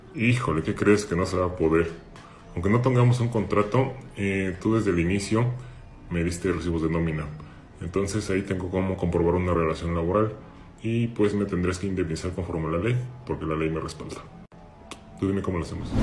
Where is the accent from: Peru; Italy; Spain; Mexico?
Mexico; Tecate, Baja California; yo soy de la ciudad de Tecate, Baja California